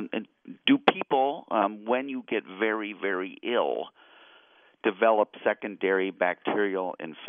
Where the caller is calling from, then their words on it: Illinois, United States; As listeners might know, I'm calling from Illinois